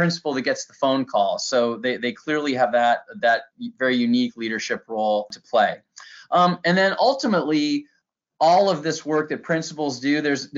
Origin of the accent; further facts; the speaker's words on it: Michigan, United States; moved away as an adult; now in Williamsburg, United States; I taught social studies and coached a debate at my hometown high school in Michigan